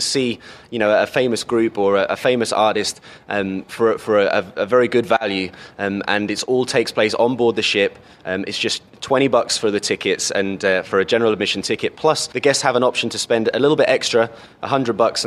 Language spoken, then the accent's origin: English; Cambridge, East of England, United Kingdom; I come from England. I come from a city called Cambridge